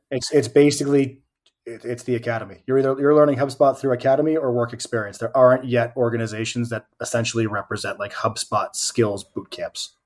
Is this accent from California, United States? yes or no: no; Southern New Hampshire, United States; also born or lived in Boston, Massachusetts; now in Cleveland, United States; I grew up in Southern New Hampshire and lived, lived in Boston for a whole bunch of years.